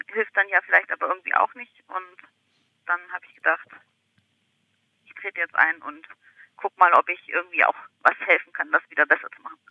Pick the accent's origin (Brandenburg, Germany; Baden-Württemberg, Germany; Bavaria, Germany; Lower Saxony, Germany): Baden-Württemberg, Germany; Ulm; moved away; also born or lived in Hamburg; ich stamme ursprünglich aus Ulm